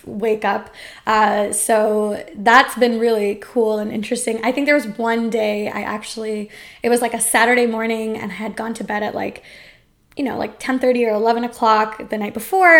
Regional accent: India; as an Indian person who eats a lot of spicy food

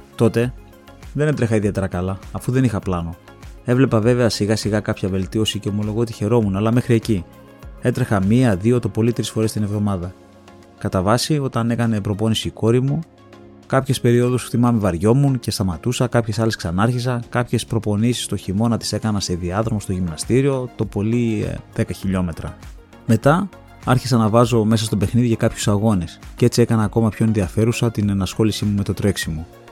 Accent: Thessaloniki, Central Macedonia, Greece; γεννήθηκα στη Θεσσαλονίκη στι 3 Ιουνίου

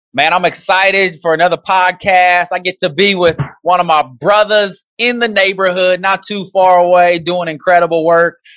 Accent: Nebraska, United States; I grew up in Nebraska, was a big Nebraska fan growing up.

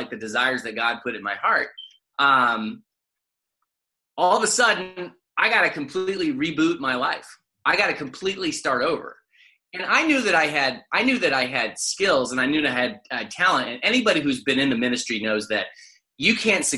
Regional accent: Kansas, United States; moved away; also born or lived in Louisville, Kentucky; go back to my home state, but I was invited to be a pastor at Manhattan, Kansas

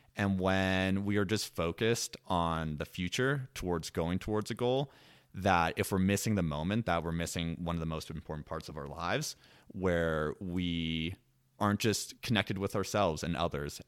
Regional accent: Washington, District of Columbia, United States; moved away; I am originally from the East Coast, from the Washington, D C area

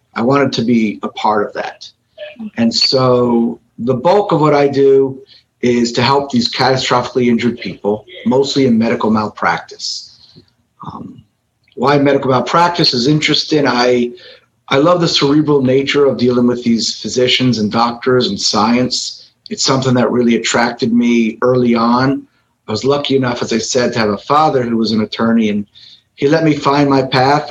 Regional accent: Miami, Florida, United States; I am kid from Miami, local. I practice in Miami, Florida.

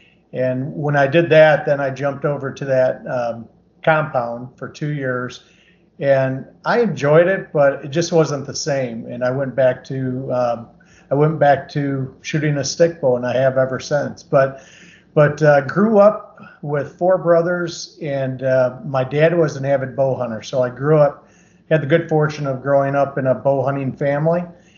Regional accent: Michigan, United States; I grew up in Michigan, and I've been bow hunting my entire life. You know, I legally could start hunting when I was 12, and I just turned 60 at the end of March here.

